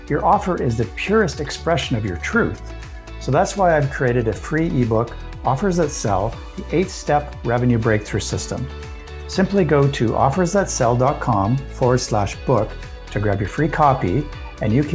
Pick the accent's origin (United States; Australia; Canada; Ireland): Canada; I'm Canadian